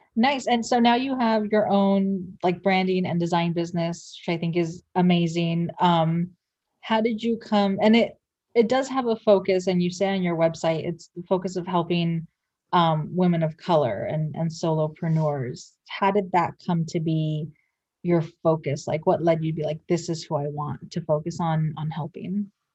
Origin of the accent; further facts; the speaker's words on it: San Pedro, California, United States; we have an Air Force base in my hometown in San Pedro